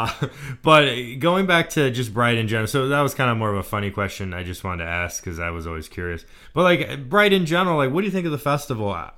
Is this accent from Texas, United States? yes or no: yes; Texas, United States; moved away; I'm from Texas, so I still am struggling to adapt to the cold.